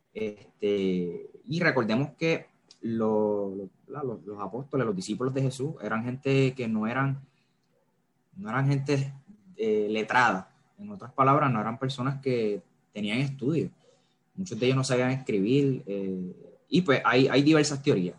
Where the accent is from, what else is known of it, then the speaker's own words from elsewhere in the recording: Carolina, Puerto Rico; soy de Puerto Rico, como bien mencionó David, específicamente de Carolina. Carolina, Puerto Rico. Eh, nacido y creado por acá